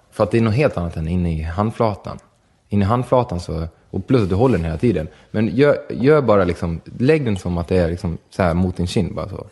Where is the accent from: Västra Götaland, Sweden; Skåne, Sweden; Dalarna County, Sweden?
Dalarna County, Sweden; Borlänge; Vi är födda i Sverige och vi är födda i, i Borlänge